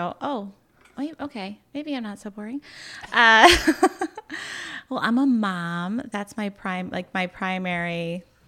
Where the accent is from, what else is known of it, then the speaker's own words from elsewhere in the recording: Peru, New York, United States; I grew up in Peru, went to Peru for elementary and high school, graduated from there